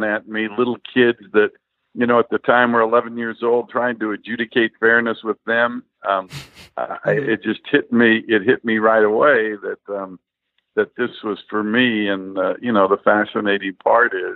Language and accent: English; Stockton, California, United States; also born or lived in Santa Clara, California / New York; now in Sacramento, United States; I live in Sacramento now. I was born in Stockton, which is about 45 miles from Sacramento.